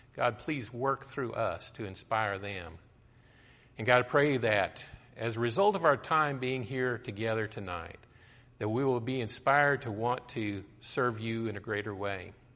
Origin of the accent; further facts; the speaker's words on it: Colorado, United States; I grew up in Colorado and I used to hike through the mountains